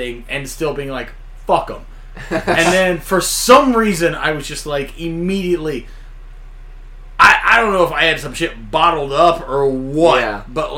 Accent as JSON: {"language": "English", "area": "near Terre Haute", "region": "East Central Illinois", "country": "United States", "tie": "born or raised there", "said": "Terre Haute was the closest city to where I grew up in. I grew up on the Illinois side of the line"}